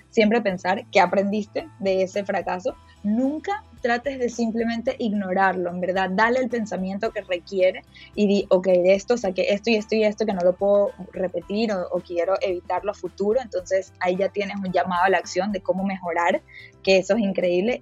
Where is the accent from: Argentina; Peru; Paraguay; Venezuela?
Venezuela; moved away as an adult; also born or lived in Miami, United States; now in United States; yo me fui cuando tenía 19 años de Venezuela